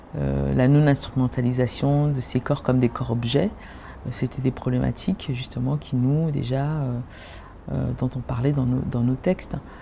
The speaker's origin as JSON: {"language": "French", "town": "Maisons-Alfort", "region": "Île-de-France", "country": "France", "tie": "born or raised there", "also_born_or_lived": "Cameroon", "said": "j'ai grandi effectivement à Maison Alfort, Alfortville"}